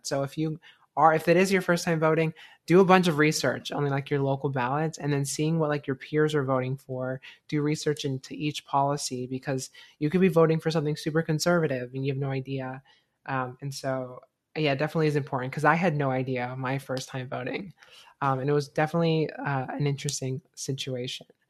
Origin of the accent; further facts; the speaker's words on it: United States; I was born in America.